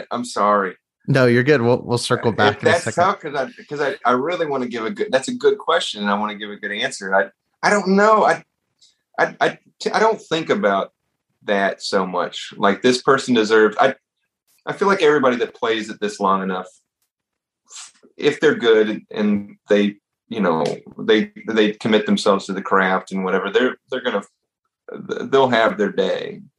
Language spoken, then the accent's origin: English; the South, United States; growing up in the South, and you